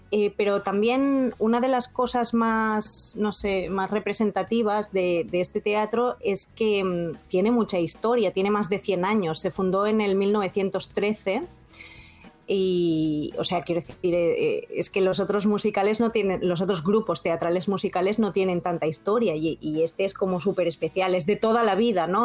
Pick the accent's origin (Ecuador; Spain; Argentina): Spain; now in Nagasaki, Japan; de España